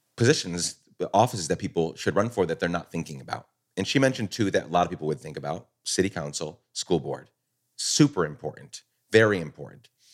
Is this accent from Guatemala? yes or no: yes; Guatemala; also born or lived in New York, United States; now in United States; I was born in New York, grew up, my dad's a Guatemalan immigrant, grew up in Guatemala